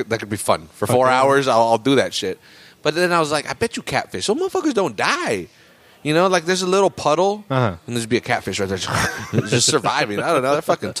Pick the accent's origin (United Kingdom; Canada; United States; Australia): United States; Salinas, California; I'm from Salinas.